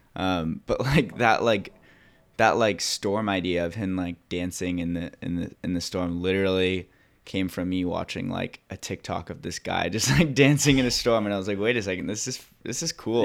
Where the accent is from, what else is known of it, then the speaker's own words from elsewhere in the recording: Laguna Beach, California, United States; I grew up in Laguna Beach